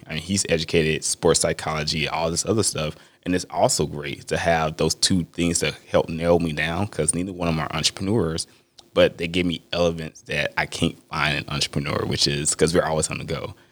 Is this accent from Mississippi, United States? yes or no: yes; Mississippi, United States; I'm from Mississippi